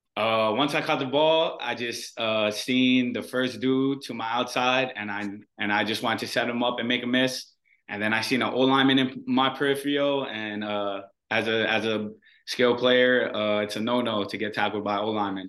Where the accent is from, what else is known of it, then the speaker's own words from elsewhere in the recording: Hawaii, United States; moved away as an adult; the people who are born and raised in Hawaii